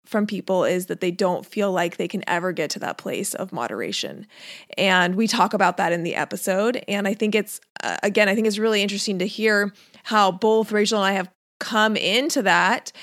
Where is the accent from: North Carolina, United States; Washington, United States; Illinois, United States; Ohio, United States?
Washington, United States; Seattle; I grew up in Seattle, lived in Seattle, graduated from Seattle. That was all I ever knew